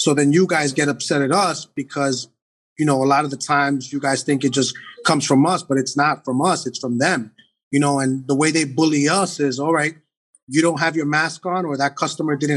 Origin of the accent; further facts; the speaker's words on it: New York City, New York, United States; I'm not born and raised in the Heights. I'm 45. I've been in the Heights 42 years